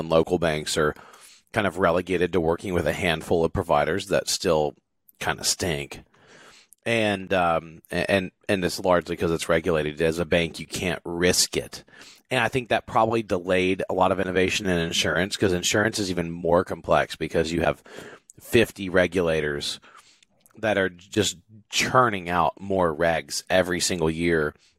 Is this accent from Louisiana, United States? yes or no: yes; South Louisiana, United States; moved away; also born or lived in Texas; I grew up in South Louisiana